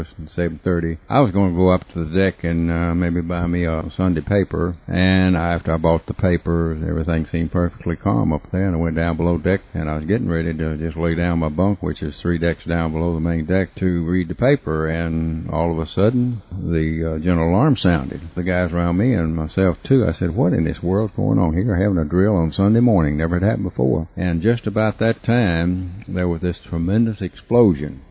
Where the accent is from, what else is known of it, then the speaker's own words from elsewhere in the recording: Charleston, Tennessee, United States; also born or lived in Memphis, Tennessee; now in Covington, United States; we moved to a little community called Charleston between Covington and Stanton, and that's where I was really raised